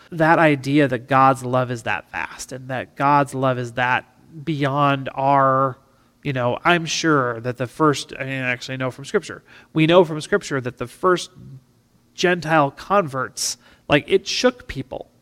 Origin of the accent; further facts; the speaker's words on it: River Hills of South Dakota, United States; being a farm kid growing up in the River Hills of South Dakota